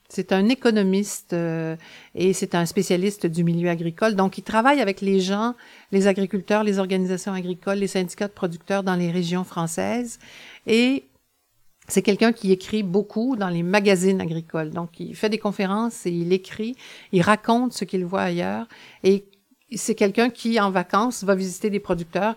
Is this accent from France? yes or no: no; La Pocatière, Quebec, Canada; Je suis née à la Pocatière, à la frontière de la côte du Sud et du Bas-Saint-Laurent